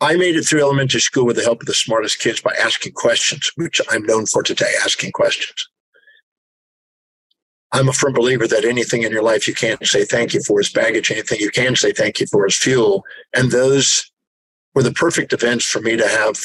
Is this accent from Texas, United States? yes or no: yes; Houston, Texas, United States; I was born in Houston, Texas in 1954